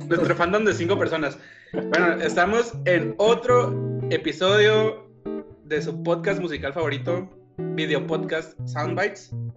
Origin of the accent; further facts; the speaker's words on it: Tijuana, Baja California, Mexico; moved away as an adult; now in Mexico City, Mexico; soy de Tijuana, pero vivo en la Ciudad de México hace dos años